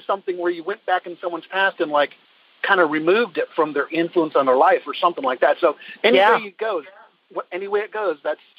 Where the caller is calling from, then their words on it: Middletown, Virginia, United States; Near Middletown, Virginia.